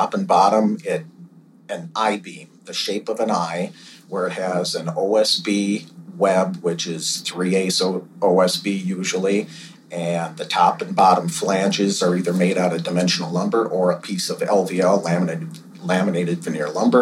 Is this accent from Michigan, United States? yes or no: no; Minneapolis, Minnesota, United States; also born or lived in northern Wisconsin; born and raised in Minneapolis